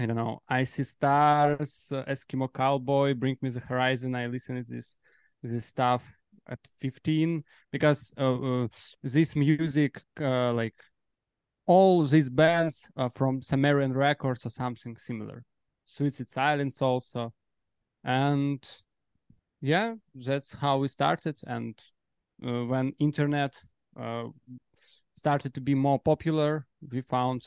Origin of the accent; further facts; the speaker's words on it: Belarus; now in Warsaw, Poland; We are from Belarus exactly, but now we're based in Poland.